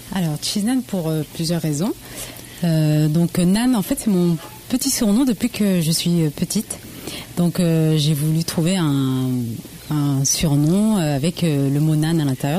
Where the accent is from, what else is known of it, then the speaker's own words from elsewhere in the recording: Le Havre, Normandy, France; je suis d'origine d'Asie, du Laos précisément, et donc et je suis née par contre au Havre pure normande.